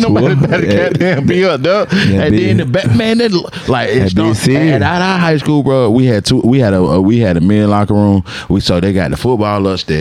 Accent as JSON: {"language": "English", "town": "Atlanta", "region": "Georgia", "country": "United States", "tie": "born or raised there", "said": "growing up in Atlanta back then"}